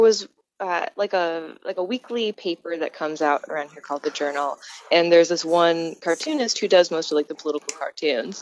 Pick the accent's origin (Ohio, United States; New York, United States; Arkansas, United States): Ohio, United States; Columbus; moved away as an adult; also born or lived in Cleveland; I spent a lot of like my high school years and later in Columbus, and I went to college up in Cleveland